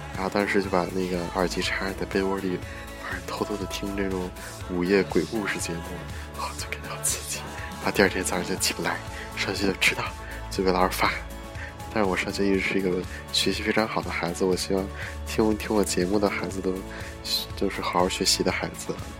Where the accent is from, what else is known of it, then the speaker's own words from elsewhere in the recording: China; moved away; 作为一个中国人